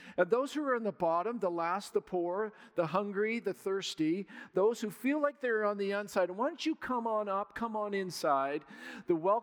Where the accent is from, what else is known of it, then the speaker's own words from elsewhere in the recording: Surrey, British Columbia, Canada; moved away; This is home for me. I grew up in Surrey